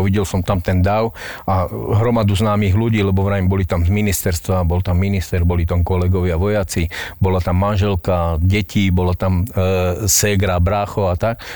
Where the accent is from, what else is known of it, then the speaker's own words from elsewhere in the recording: Slovakia; som naozaj zo Slovenska